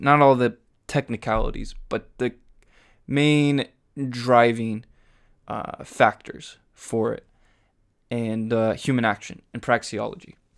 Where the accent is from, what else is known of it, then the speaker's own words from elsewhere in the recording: Huntington Beach, California, United States; I grew up in Huntington Beach.